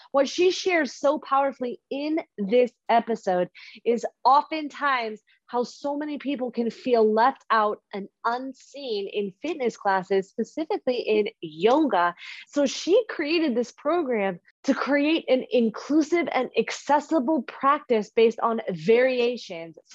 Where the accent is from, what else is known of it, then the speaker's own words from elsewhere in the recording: Mountain View, California, United States; moved away as an adult; also born or lived in San Francisco; now in New York, United States; I actually lived in San Francisco. I'm from the Bay Area. I'm from Mountain View.